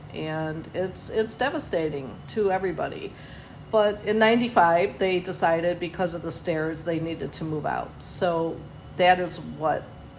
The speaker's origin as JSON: {"language": "English", "town": "Oak Park", "region": "Illinois", "country": "United States", "tie": "born or raised there", "said": "I grew up in Oak Park, Illinois, and I am the middle child of five. My mom and dad, my mom actually lived in Oak Park, so we're really five generations coming from that town, and I loved it there, and I would move back there in a heartbeat."}